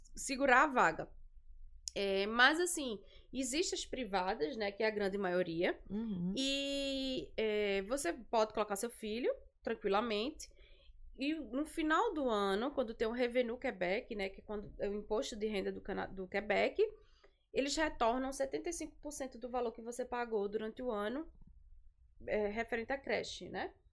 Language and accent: Portuguese; Recife, Pernambuco, Brazil; moved away as an adult; now in Montreal, Canada; eu sou de Recife